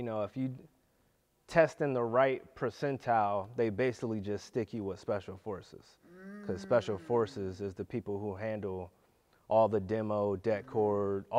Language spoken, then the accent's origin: English; Youngstown, Ohio, United States; I'm from the hood. I'm from Youngstown.